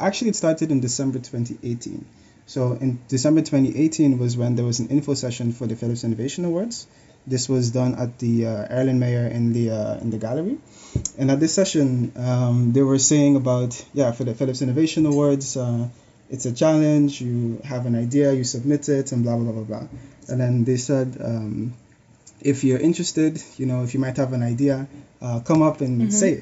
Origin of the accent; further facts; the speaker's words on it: Sint Maarten; now in Netherlands; I was born in the Caribbean, in St. Martin, born and raised. From there, I moved to the Netherlands.